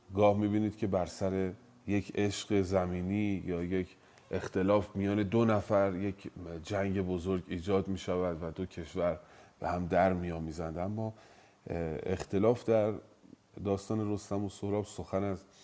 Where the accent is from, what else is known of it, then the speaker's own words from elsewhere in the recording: Iran; من ایرانی هستم